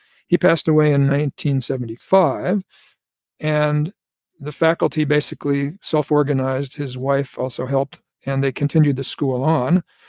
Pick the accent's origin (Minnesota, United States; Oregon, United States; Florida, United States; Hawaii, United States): Hawaii, United States; Honolulu; born there; I was born in Honolulu after World War II. My father was in the Navy, so we moved around quite a bit.